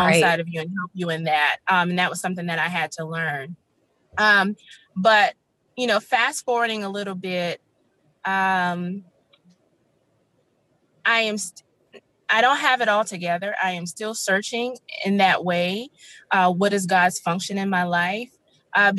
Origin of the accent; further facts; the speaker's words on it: the South, United States; I was raised in the South, as I stated before, in a very religious household